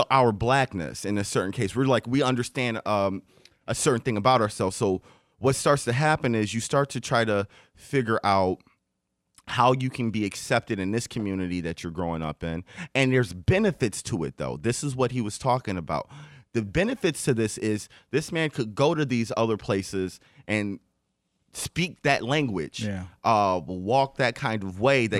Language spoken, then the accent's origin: English; Detroit, Michigan, United States; So growing up, living in Detroit, especially coming from my perspective, because I was born and raised in Detroit to a certain point